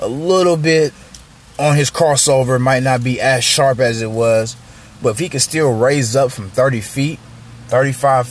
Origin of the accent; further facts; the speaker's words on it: San Diego, California, United States; San Diego shout-out, man. You know, y'all know that's my hometown.